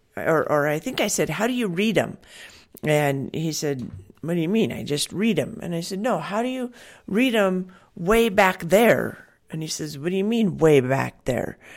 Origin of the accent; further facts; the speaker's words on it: Washington, United States; I grew up in Washington